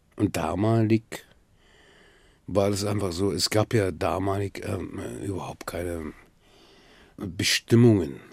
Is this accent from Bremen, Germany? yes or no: yes; Bremen, Germany; also born or lived in Silifke, Mersin, Turkey; now in Berlin, Germany; Ich bin in Bremen aufgewachsen